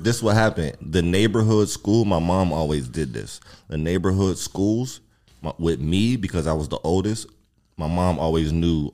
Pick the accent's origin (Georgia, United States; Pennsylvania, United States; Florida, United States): Pennsylvania, United States; Pittsburgh; Growing up in Pittsburgh